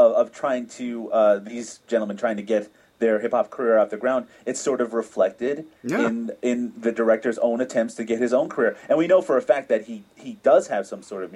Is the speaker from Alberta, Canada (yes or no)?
no; Newfoundland and Labrador, Canada; now in Ontario, Canada; I'm originally from Newfoundland